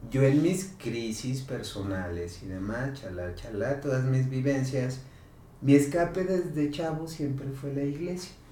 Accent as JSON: {"language": "Spanish", "area": "El Batán", "region": "Jalisco", "country": "Mexico", "said": "en el Batán, yo soy del Batán, me bajaba en el santuario"}